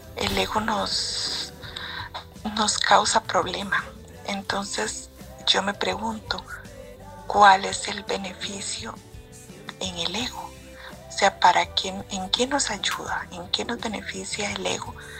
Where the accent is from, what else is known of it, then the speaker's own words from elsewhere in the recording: Costa Rica; soy de Costa Rica.